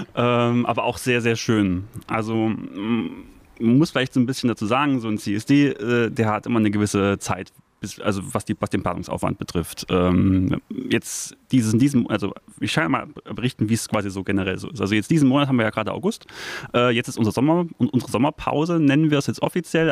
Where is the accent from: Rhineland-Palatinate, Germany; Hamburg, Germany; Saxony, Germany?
Saxony, Germany; Leipzig; ich bin gebürtiger Leipziger